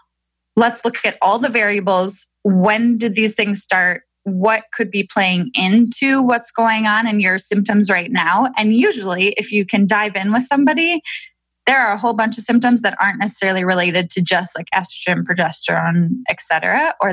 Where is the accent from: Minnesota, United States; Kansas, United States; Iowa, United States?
Minnesota, United States; now in Milwaukee, United States; I'm from Minnesota. And I now live in Milwaukee, Wisconsin